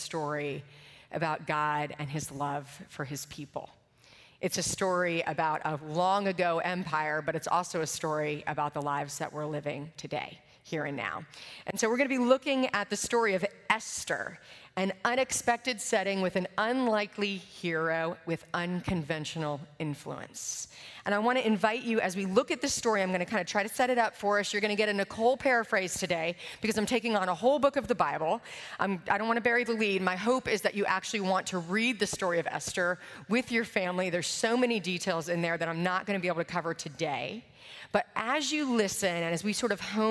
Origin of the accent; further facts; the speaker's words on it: Richmond, United States; I'm from Richmond